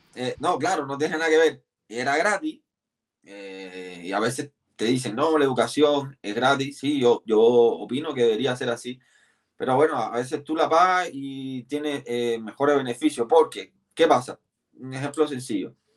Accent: Havana, Cuba; moved away as an adult; now in Chile; Yo nací en La Habana, soy de un barrio llamado Guanabacoa, el barrio de la cascarilla, como, le dicen, porque se hacían muchas mucha santería. Eh, y ahí nací y criaba en Guanabacoa

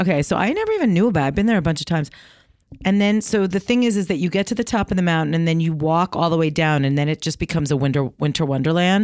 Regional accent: New York, United States; moved away; also born or lived in Maine; When I'm in New York, I'm from New York

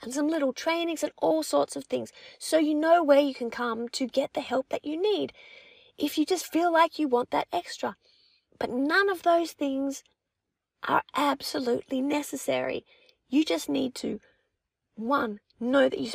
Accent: Australia; accent: Aussie; first language English; Being an English speaker, my French is spoken with an accent, a bit of an Aussie accent.

